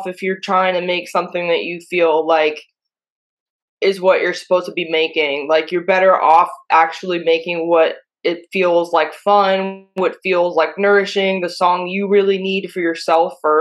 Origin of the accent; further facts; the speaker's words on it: Pittsburgh, Pennsylvania, United States; now in New York, United States; I'm from Pittsburgh